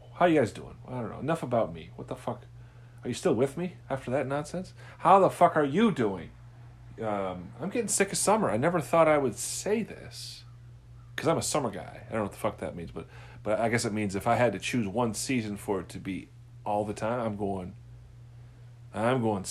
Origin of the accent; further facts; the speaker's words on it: Midwest, United States; I'm from the Midwest.